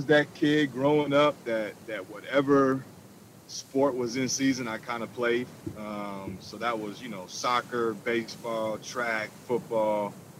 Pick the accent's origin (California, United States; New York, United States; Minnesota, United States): Minnesota, United States; Minneapolis; I grew up in South Minneapolis.